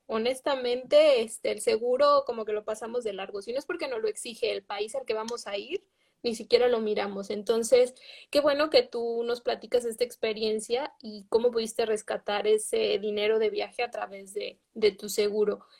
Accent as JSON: {"language": "Spanish", "country": "Mexico", "said": "somos mexicanas"}